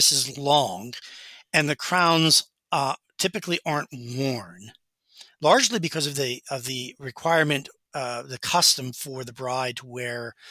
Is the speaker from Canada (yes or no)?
no; United States; as an American